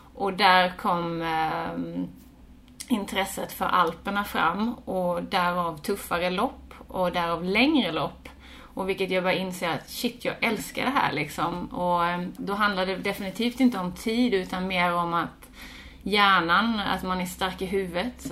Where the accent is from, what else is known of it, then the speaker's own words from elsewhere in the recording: Båstad, Skåne, Sweden; moved away as an adult; also born or lived in Australia; Jag är från Båstad mm. från början, född mm. här och uppvuxen här, gått mm. skola och så.